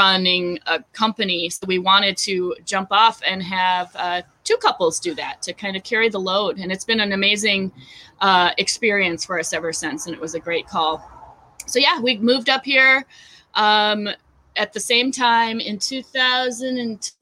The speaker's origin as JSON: {"language": "English", "town": "Duluth", "region": "Minnesota", "country": "United States", "tie": "born or raised there", "also_born_or_lived": "Savannah, Georgia", "moved": "as an adult", "said": "I'm born and raised in Duluth, but I was gone for 15 years"}